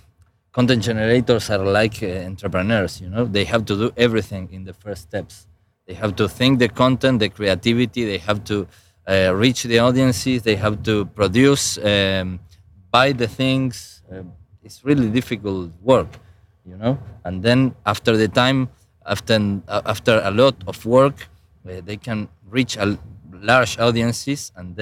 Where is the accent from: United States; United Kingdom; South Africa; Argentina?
Argentina; English is a second language; I'm an entrepreneur from Argentina